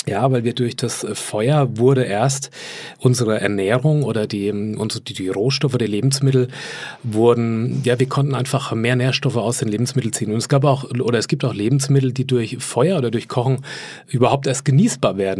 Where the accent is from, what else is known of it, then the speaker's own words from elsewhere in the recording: Lower Franconia, Bavaria, Germany; Ich komme aus Unterfranken ursprünglich.